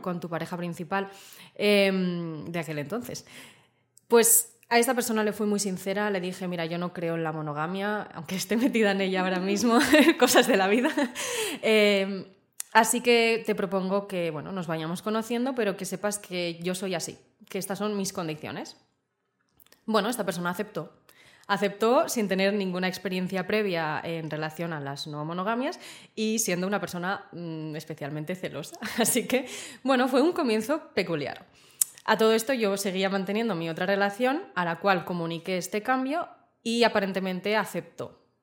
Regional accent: Zaragoza, Aragon, Spain; moved away as an adult; now in Barcelona, Spain; yo soy de Zaragoza y vine a Barcelona a estudiar, ya hace siete años

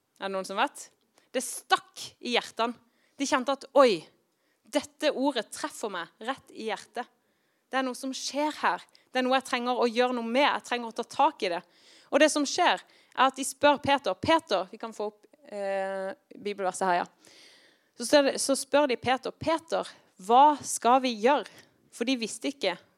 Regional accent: Kristiansand, Agder, Norway; now in Tromsø, Norway; Når jeg vokste opp i Kristiansand

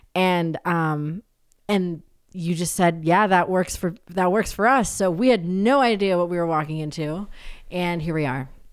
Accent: New Hampshire, United States; I grew up in New Hampshire.

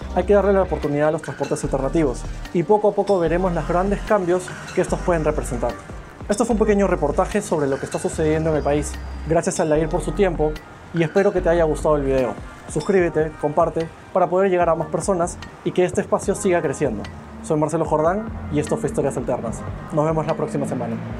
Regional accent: Peru; nosotros como peruanos

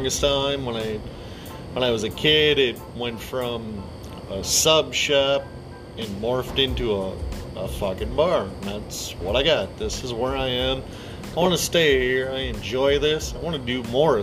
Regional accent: Coon Rapids, Minnesota, United States; I grew up in Minnesota my entire life. I'm from Coon Rapids, Spring Lake, Park, Blaine. I grew up in that area

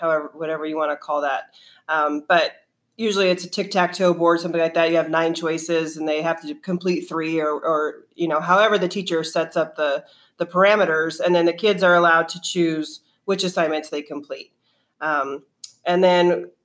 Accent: New Mexico, United States; moved away as an adult; I am from New Mexico and taught there to sixth grade for 9 years, and then moved here

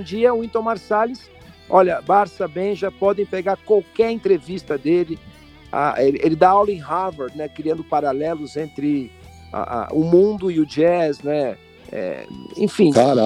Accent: Brazil; eu, como brasileiro

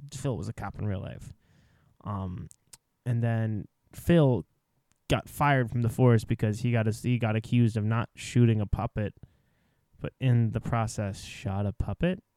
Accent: Canada; as a Canadian

